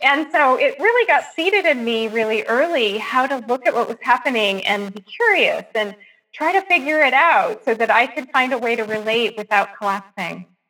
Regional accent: California, United States; I grew up in California in the late 60s and 70s

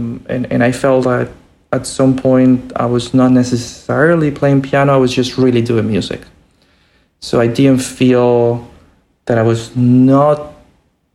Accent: Santiago, Santiago Metropolitan Region, Chile; moved away as an adult; also born or lived in Boston; I was born in Santiago in Chile, and you know, there were not many opportunities, you know, there. But I finished, you know, what I could there

